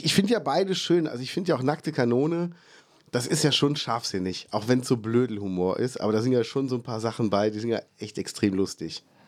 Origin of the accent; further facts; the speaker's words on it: Ruppichteroth, North Rhine-Westphalia, Germany; also born or lived in Cologne; so ein Heimatgefühl habe ich eigentlich nur hier.